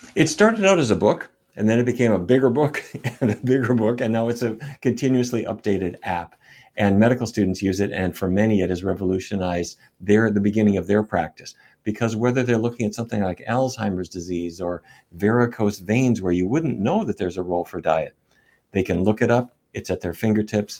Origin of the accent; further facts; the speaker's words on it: Fargo, North Dakota, United States; moved away; When I was a kid growing up in North Dakota